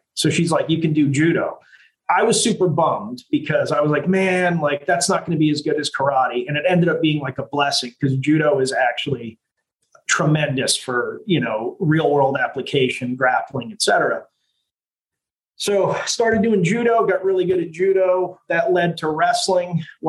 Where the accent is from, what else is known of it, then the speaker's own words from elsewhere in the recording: Italy; now in United States; I grew up, you know, I was born in America, but I grew up in Italy.